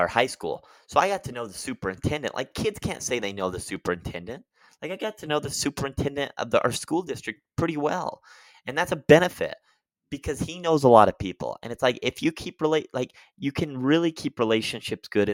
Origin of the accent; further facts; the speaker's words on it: Utah, United States; I grew up one in Utah